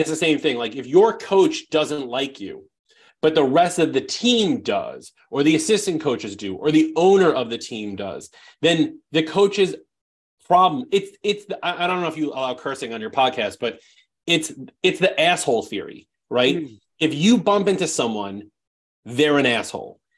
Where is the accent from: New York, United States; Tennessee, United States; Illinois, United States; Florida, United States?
New York, United States; I'm just I'm just from New York.